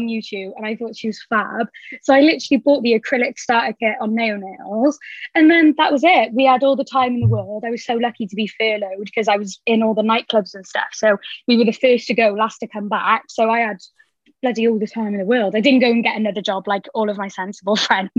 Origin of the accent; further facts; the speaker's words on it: Cardiff, Wales, United Kingdom; I am 23 and I'm from Cardiff. I still live at home with my mum and dad